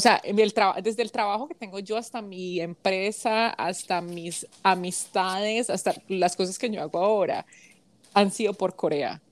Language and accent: Spanish; United States; also born or lived in Colombia / South Korea; Yo crecí en los Estados Unidos